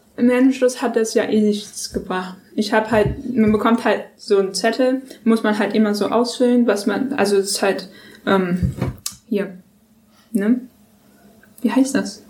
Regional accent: Germany; accent: German; also born or lived in New York, United States; Wir sind alle Deutsche

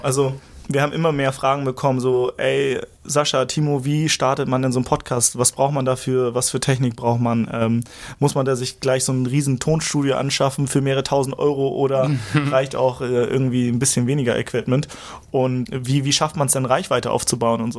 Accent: Schneverdingen, Lower Saxony, Germany; also born or lived in Hamburg; Ich, ich komme ursprünglich aus der Lüneburger Heide, das ist so eine Stunde vom Hauptbahnhof hier entfernt

